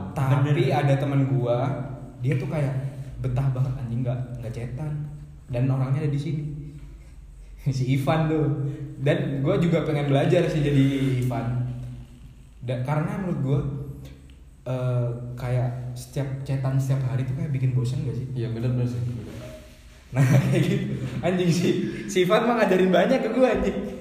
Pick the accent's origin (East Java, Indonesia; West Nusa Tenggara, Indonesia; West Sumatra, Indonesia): East Java, Indonesia; Bondowoso; also born or lived in Malang; kalau di Bondowoso itu mah bahasanya rata-rata Madura tapi nggak semuanya Madura di lingkungan gue Jawa semua